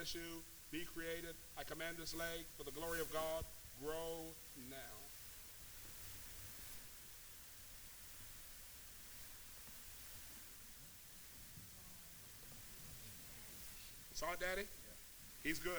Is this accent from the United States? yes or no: yes; Missouri, United States; I'm from Missouri